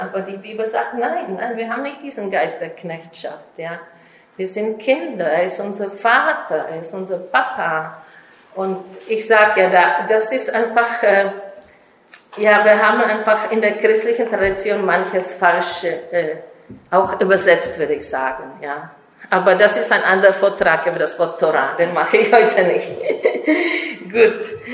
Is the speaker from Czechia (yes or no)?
yes; Czechia; German is a second language; now in Israel; ich komme ursprünglich aus Tschechien